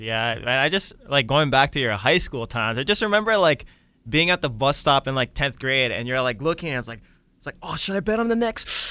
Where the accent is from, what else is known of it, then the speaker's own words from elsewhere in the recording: Hawaii, United States; growing up in Hawaii